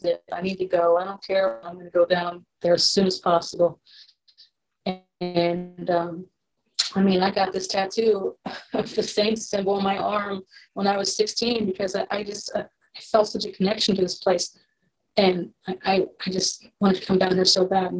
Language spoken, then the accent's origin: English; Las Vegas, Nevada, United States; moved away as an adult; now in New Orleans, United States; I'm from Las Vegas